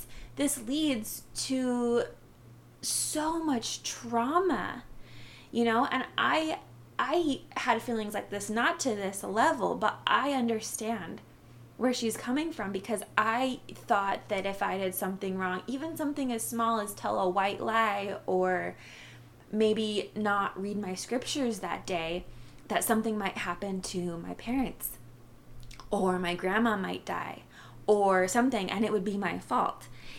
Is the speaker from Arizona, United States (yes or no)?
yes; Arizona, United States; now in -; I am Native American from the Navajo tribe. I grew up on the Navajo reservation in northern Arizona.